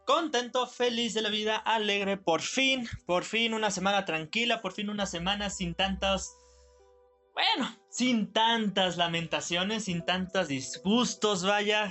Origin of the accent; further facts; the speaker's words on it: Mexico; nosotros, los verdaderos mexicanos